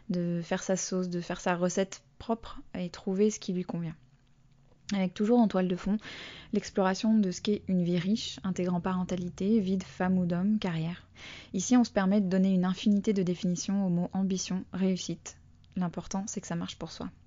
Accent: Bordeaux, Nouvelle-Aquitaine, France; also born or lived in United States; l'influence de mon enfance aux États-Unis sur le contenu et sur le ton de ce que je fais, de ce que ça signifie lancer un projet depuis la province. ben oui, parce que je suis bordelaise.

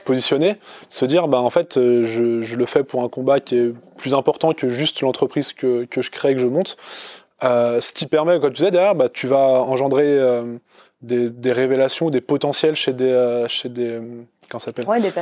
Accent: Chamonix, Auvergne-Rhône-Alpes, France; je suis né à Chamonix

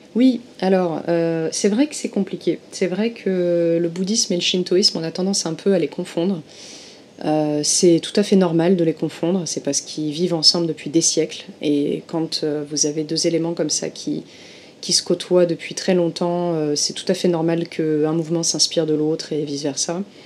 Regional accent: Marseille, Provence-Alpes-Côte d'Azur, France; moved away as an adult; now in Tokyo, Japan; je viens du sud de la France à l'origine, je viens de Marseille

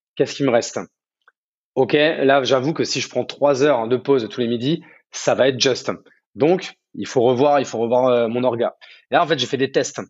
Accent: Champagne-Ardenne, Grand Est, France; moved away as an adult; also born or lived in Paris; now in Bordeaux, France; De base, moi, je suis né à Paris, mais j'ai vécu euh, mon adolescence jusqu'au bac en Champagne-Ardenne, à la campagne. Donc moi, je suis plutôt un, enfant de la campagne

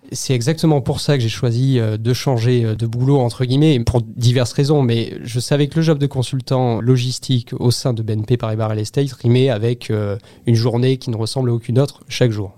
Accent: near Bordeaux, Nouvelle-Aquitaine, France; moved away; also born or lived in Toulon / London; je viens de Bordeaux, je suis originaire d'une petite ville à 20 km au sud de Bordeaux et euh, voilà j'ai grandi là-bas quelques temps

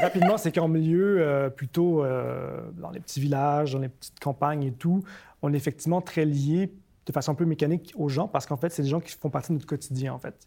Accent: Montreal, Quebec, Canada; also born or lived in Tokyo, Japan; je suis né à Tokyo, j'ai grandi à Montréal

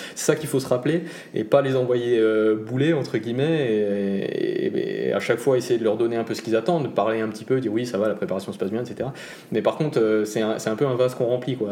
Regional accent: Grand Est, France; en tant que bon Alsacien

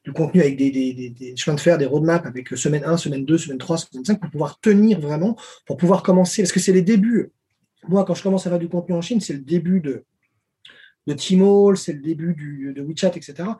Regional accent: Paris, Île-de-France, France; moved away as an adult; also born or lived in Lyon / China; Je suis né à Paris

